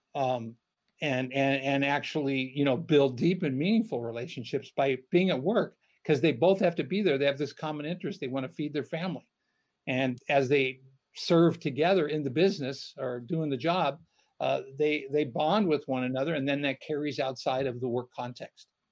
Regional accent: United States; being born and raised in America within the American church

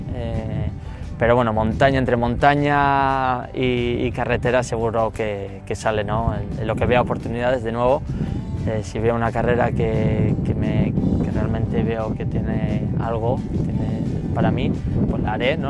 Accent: La Rioja, Spain; moved away as an adult; also born or lived in Boston, United States; now in New York, United States; yo tengo un, amor muy especial, lógicamente, por mi tierra, ¿no? por La Rioja y por el norte de España

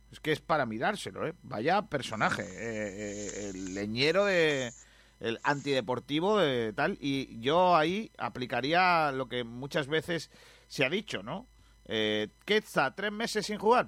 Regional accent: Rincón de la Victoria, Andalusia, Spain; mi pueblo en Rincón de la Victoria

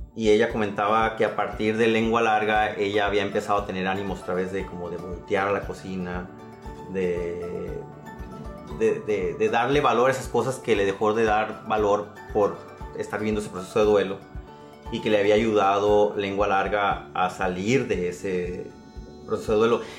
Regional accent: San Pedro de la Cueva, Sonora, Mexico; mi pueblo, a la capital del mundo, como digo, San Pedro de la Cueva

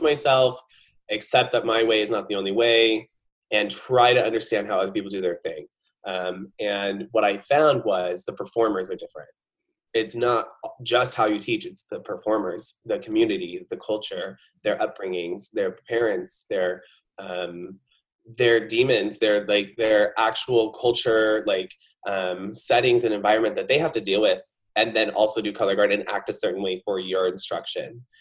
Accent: Lodi, California, United States; also born or lived in Stockton, California / Granite Bay, California; I am a Northern California native, so I was born in Stockton, California, raised in Lodi

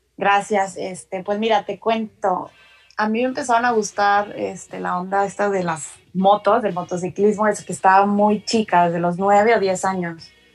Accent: Monterrey, Nuevo León, Mexico; soy de Monterrey

